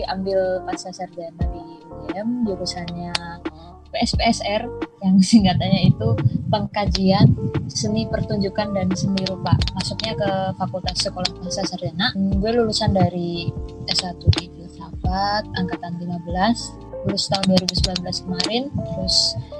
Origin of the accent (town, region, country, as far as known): Wonosobo, Central Java, Indonesia; born or raised there; moved away as an adult; also born or lived in Kalimantan; now in Yogyakarta, Indonesia